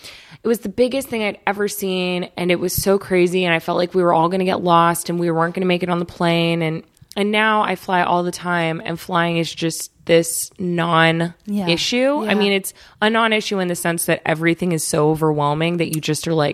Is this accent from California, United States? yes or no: yes; Redlands, California, United States; also born or lived in East Coast, United States; I was born on the East Coast, and then I moved when I was really little to a town called Redlands, which is an mm-hmm. hour east of here.